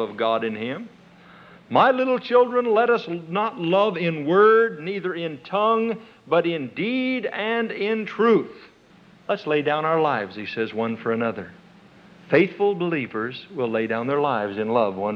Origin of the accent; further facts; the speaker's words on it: Nebraska, United States; moved away; I was born and raised in Nebraska